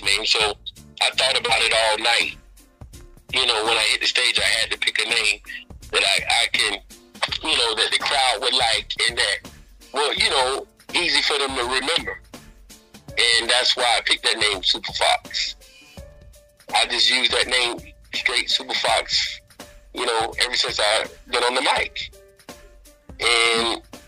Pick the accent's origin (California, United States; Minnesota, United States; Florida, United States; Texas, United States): Florida, United States; West Palm Beach; West Palm Beach, 561 Florida. Shout out. That's my hometown